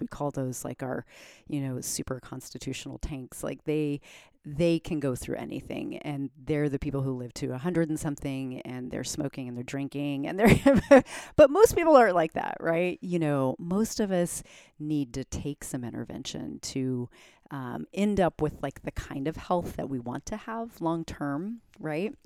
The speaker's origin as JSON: {"language": "English", "country": "Germany", "tie": "born or raised there", "moved": "yes", "said": "I grew up in Germany."}